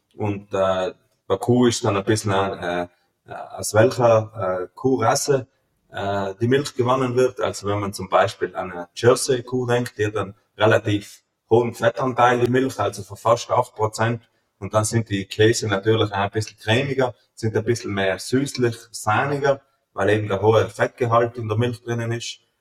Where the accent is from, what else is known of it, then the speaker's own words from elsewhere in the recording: Feldthurns, Trentino-Alto Adige, Italy; also born or lived in Germany; ich komme aus Meißachtal, wir sind eigentlich in Feldurns mehr oder weniger eine Weißwein-Hochburg